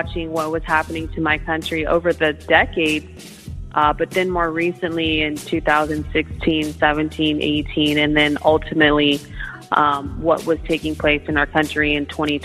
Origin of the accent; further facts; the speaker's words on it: Sacramento, California, United States; I'm born and raised in Sacramento